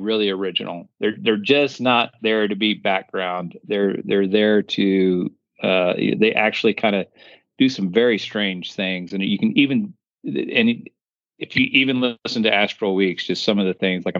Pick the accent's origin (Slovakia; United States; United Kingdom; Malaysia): United States; Austin, Texas; now in Liberty Hill, United States; I was the only one born in Austin